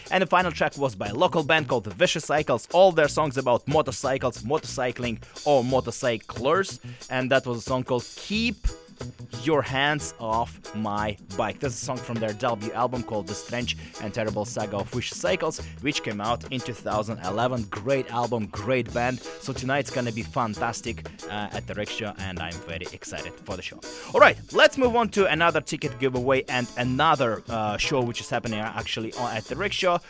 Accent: Russia; moved away as an adult; now in Vancouver, Canada; I'm actually from Russia. I was born there and lived there until the age of uh, 22

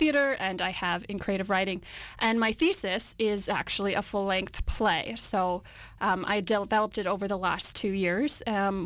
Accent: Winnipeg, Manitoba, Canada; moved away as an adult; now in Vancouver, Canada; I'm from Winnipeg, and in Winnipeg, I worked at an assisted living program

